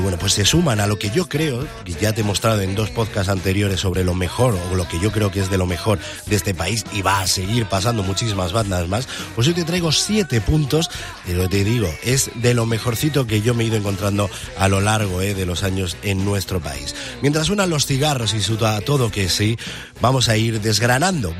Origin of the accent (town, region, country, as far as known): Spain